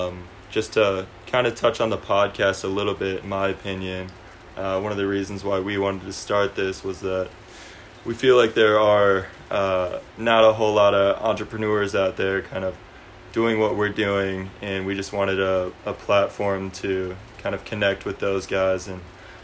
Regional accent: Boulder, Colorado, United States; moved away; we're actually from Boulder originally.

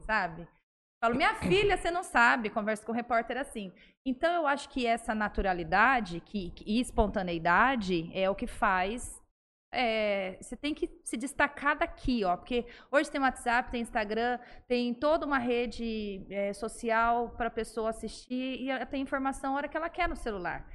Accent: Presidente Prudente, São Paulo, Brazil; moved away as an adult; also born or lived in Nova Mutum, Mato Grosso / Rondonópolis, Mato Grosso; now in São José do Rio Preto, Brazil; Eu sou de Presidente Prudente, lá fiz faculdade lá

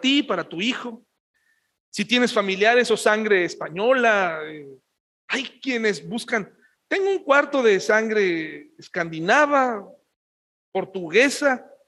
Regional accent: Mexico; somos mexicanos, a mucha honra, gloriosos de ser mexicanos.

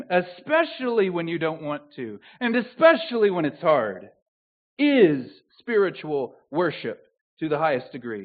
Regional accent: the South, United States; accent: southern; moved away; My southern accent

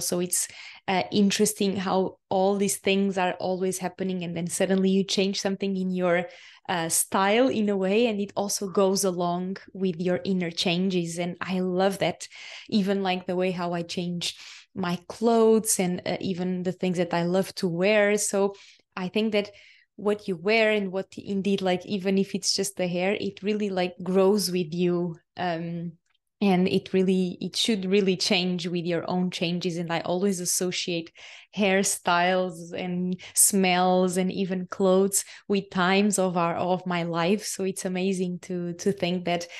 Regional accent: Portugal; English is a second language; moved away as an adult; Portugal is my home country, and it's the, the country where my soul chose to, uh, be born and to live for so many years

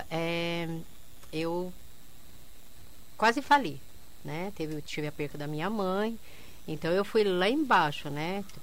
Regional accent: Quedas do Iguaçu, Paraná, Brazil; Eu sou de Quesas do Iguaçu.

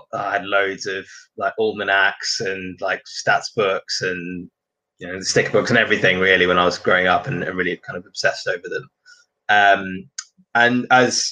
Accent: Singapore; moved away; I grew up in Singapore, and football is kind of 24/7 on the TV there.

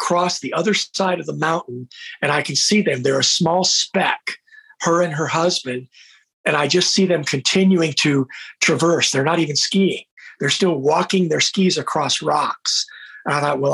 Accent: United States; I was an ignorant American

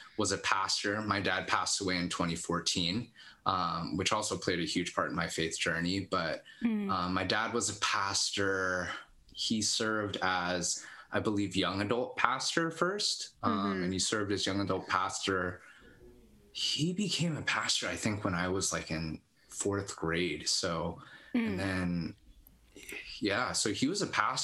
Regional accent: Los Altos, California, United States; now in Sunnyvale, United States; Born and raised in Los Altos

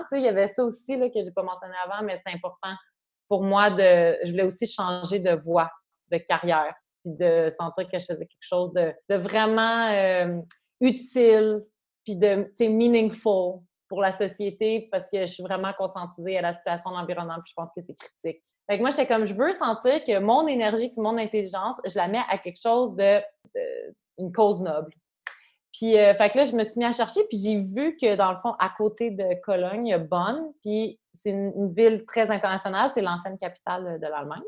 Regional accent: Quebec, Canada; moved away as an adult; also born or lived in Montreal; now in Germany; je suis canadienne

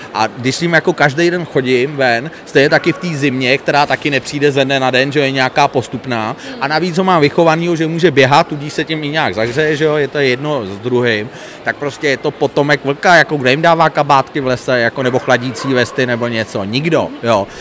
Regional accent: Prague, Czechia; moved away as an adult; now in Kokořín area, Czechia; já byť jsem původně rodilej Pražák a byl jsem typický Pražák

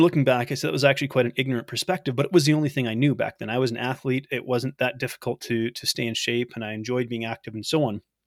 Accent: Canada; I'm from Canada

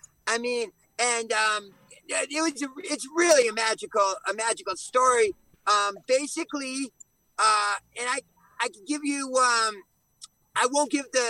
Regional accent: Connecticut, United States; we're originally from the East Coast, from Connecticut.

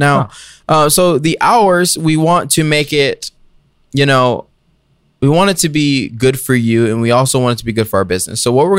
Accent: Georgia, United States; Really? I'm from Gwinnett.

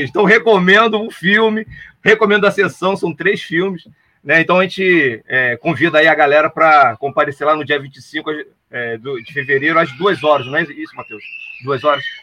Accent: São Gonçalo, Rio de Janeiro, Brazil; eu sou de São Gonçalo

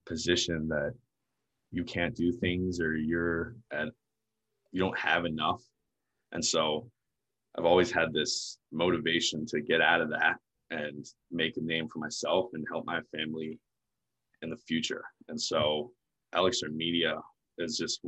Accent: near Baltimore, Maryland, United States; I was born in the States. I was born in Maryland, a little closer to Baltimore

